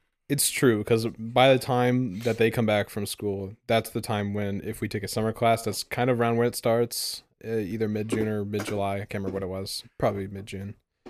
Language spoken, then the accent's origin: English; Indonesia; I'm from Indonesia.